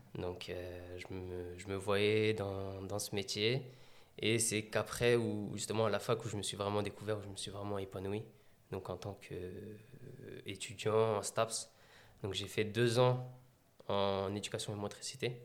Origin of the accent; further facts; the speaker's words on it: Meaux, Île-de-France, France; je suis né à Meaux, donc à 100% Meldois. J'ai grandi dans les quartiers de Beauval